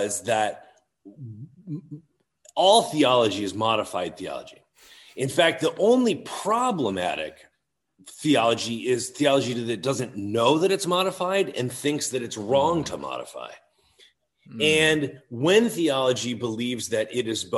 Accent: Chicago, Illinois, United States; also born or lived in Ohio / Toccoa Falls, Georgia; I grew up outside Chicago

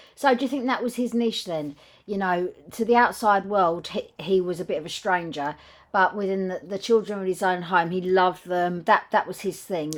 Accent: England, United Kingdom; I know we're not American, we're English

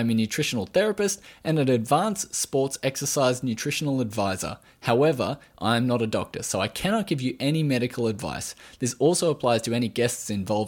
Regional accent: Australia

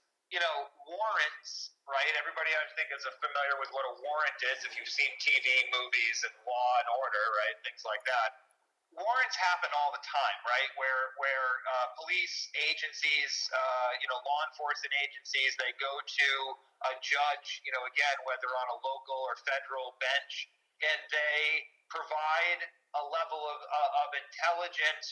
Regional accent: United States; we are American citizens

